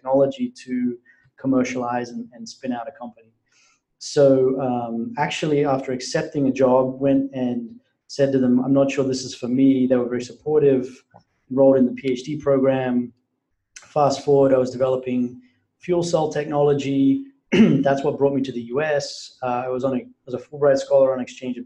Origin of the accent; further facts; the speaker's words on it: Brisbane, Queensland, Australia; I had spent the summer working in an oil refinery in Brisbane, Australia, which was my hometown.